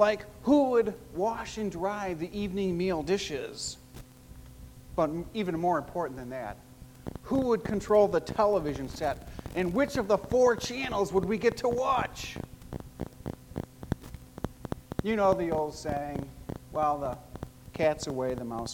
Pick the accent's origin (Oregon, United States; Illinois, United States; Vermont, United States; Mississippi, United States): Illinois, United States; Chicago; I grew up in Chicago as one of four boys living in a blue-collar neighborhood